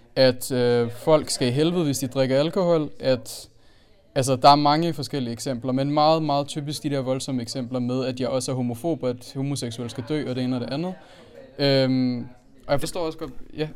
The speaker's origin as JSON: {"language": "Danish", "country": "Denmark", "tie": "born or raised there", "also_born_or_lived": "Aalborg", "said": "jeg er født og opvokset i Danmark, men jeg har en anden multikulturel baggrund"}